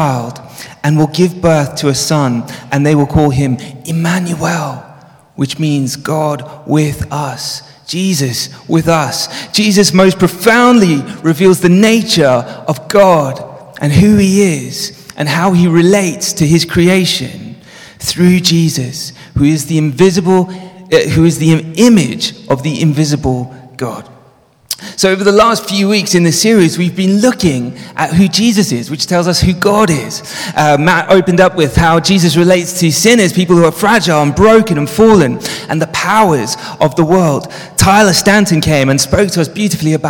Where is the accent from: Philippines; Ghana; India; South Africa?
South Africa; moved away; also born or lived in Johannesburg; I grew up in South Africa. And as a child, I grew up in the apartheid regime